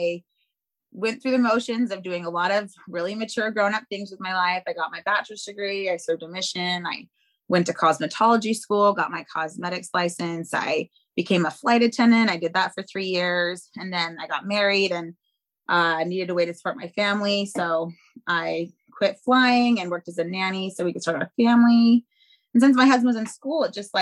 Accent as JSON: {"language": "English", "town": "Seattle", "region": "Washington", "country": "United States", "tie": "born or raised there", "said": "I grew up in South Seattle"}